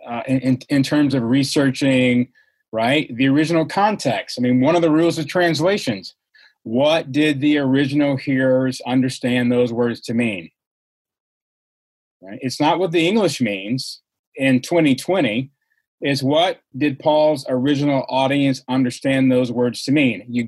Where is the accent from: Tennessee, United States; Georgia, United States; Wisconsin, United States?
Georgia, United States; I grew up in Georgia